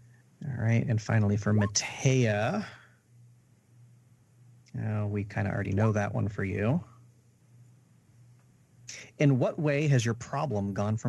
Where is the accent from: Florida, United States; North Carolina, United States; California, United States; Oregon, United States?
Florida, United States; South; I'm from South Florida.